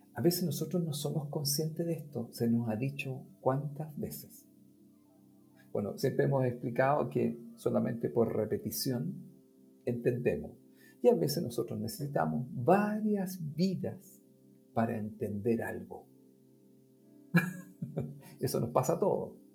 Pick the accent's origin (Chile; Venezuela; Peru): Chile; nosotros los chilenos